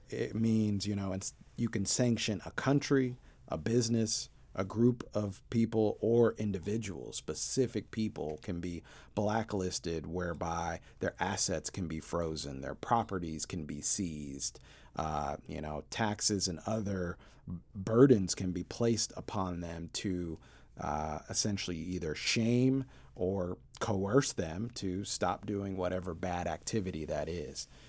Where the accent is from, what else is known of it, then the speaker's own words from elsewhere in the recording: Portland, Oregon, United States; also born or lived in Denver, Colorado; I grew up initially in Denver and then later in Portland